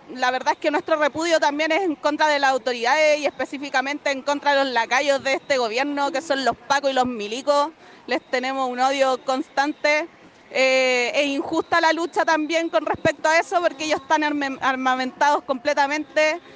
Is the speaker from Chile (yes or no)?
yes; Antofagasta, Chile; moved away as an adult; also born or lived in Chuquicamata; now in Aconcagua Valley, Chile; soy nacida y criada acá en el norte grande. Nací en Chuqui, eh, viví en Antofagasta harto tiempo, pero hace 11 años que me fui a vivir al Valle de Aconcagua, en la quinta región.